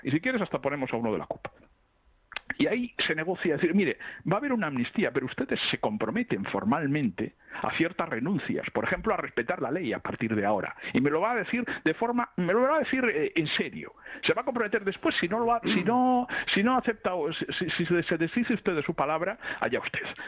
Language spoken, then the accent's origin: Spanish; Catalonia, Spain; yo vivo en Barcelona y soy catalán